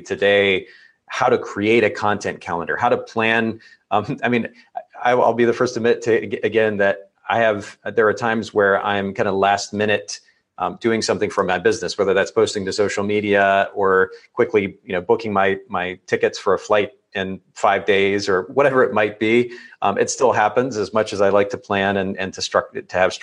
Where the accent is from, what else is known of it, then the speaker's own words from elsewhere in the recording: Japan; moved away; I grew up in Japan